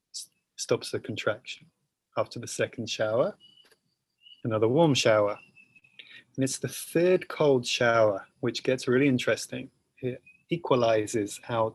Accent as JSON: {"language": "English", "region": "England", "country": "United Kingdom", "said": "I'm naturally from England"}